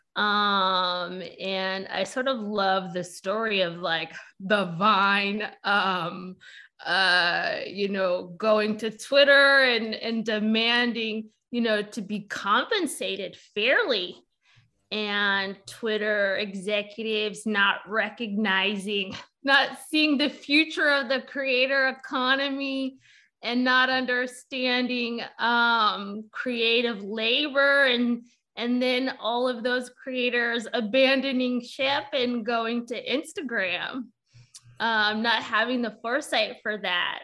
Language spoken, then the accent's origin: English; California, United States; I'm originally from Cali too